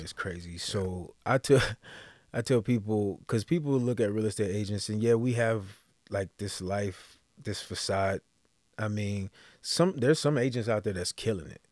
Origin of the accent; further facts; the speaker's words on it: Texas, United States; moved away as an adult; originally I'm from Texas